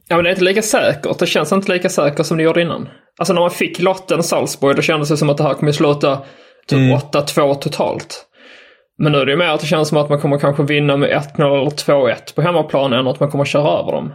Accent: Skåne, Sweden; jag är från Skåne

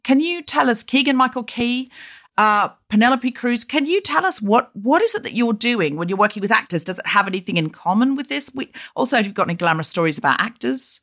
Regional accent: Australia; now in London, United Kingdom; I was raised in Australia

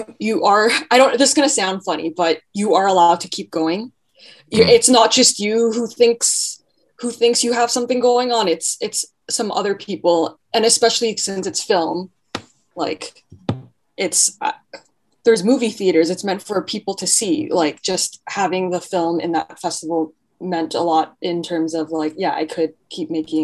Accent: Mississauga, Ontario, Canada; I grew up in Mississauga in a very suburban area

